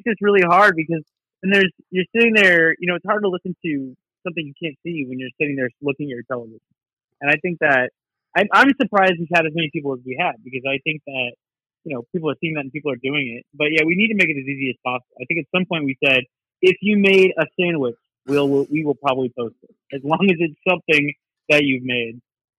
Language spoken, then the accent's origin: English; Greensburg, Indiana, United States; Like, where are you from? Like, I'm from Greensburg.